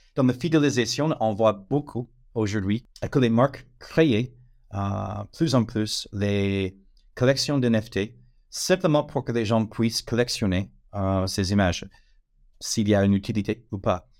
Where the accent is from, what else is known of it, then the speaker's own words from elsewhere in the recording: United States; accent: American; French is a second language; now in France; je suis américaine, euh, ça c'est l'accent, mais ça fait un moment que je suis en France